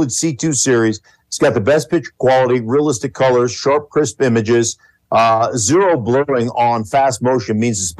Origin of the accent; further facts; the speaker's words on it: Anchorage, Alaska, United States; I grew up in Anchorage, Alaska, but out in the sticks